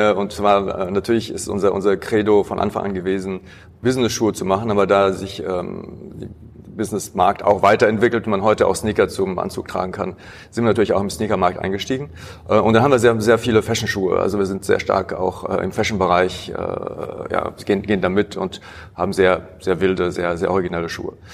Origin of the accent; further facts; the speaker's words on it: Heidelberg, Baden-Württemberg, Germany; also born or lived in Paris, France; Ich bin in Paris geboren, in Heidelberg aber aufgewachsen.